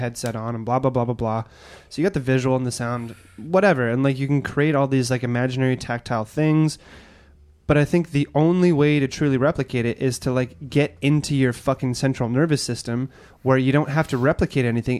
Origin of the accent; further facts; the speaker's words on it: Edmonton, Alberta, Canada; moved away; I'm from Edmonton